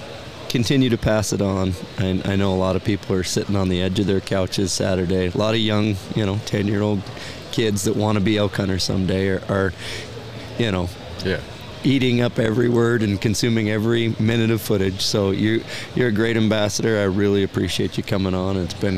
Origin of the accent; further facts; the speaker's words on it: Pacific Northwest, United States; we grew up here in the Pacific Northwest steelhead fishing